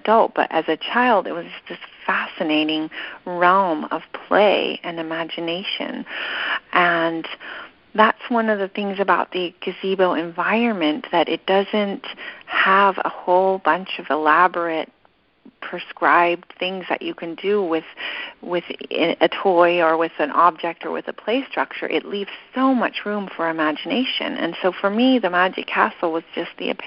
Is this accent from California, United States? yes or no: yes; Big Sur, California, United States; growing up in Big Sur and growing up at Esalen